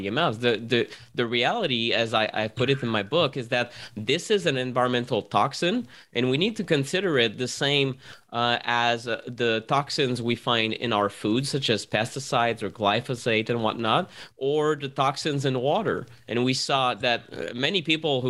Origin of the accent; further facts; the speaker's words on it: Montreal, Quebec, Canada; I'm from Montreal